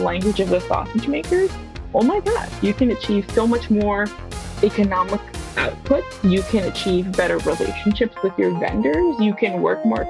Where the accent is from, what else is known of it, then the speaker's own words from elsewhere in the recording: Palo Alto, California, United States; I was born in Palo Alto.